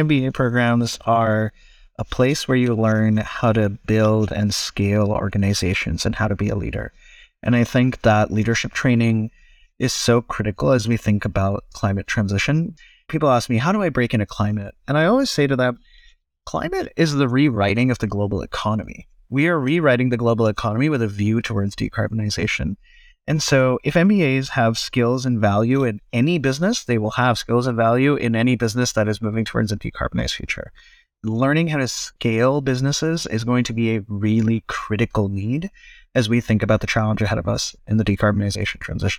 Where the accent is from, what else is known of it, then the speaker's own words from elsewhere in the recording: Cyprus; also born or lived in India; I was born in India, grew up most of my life in the Eastern Mediterranean, though out in Cyprus.